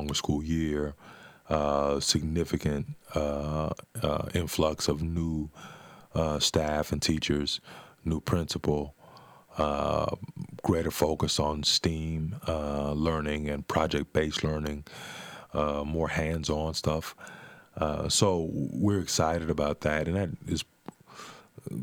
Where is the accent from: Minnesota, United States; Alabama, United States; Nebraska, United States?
Nebraska, United States; Omaha; when I made the decision to come back, to move back to Omaha, I bought the house that I grew up in on Miami Street.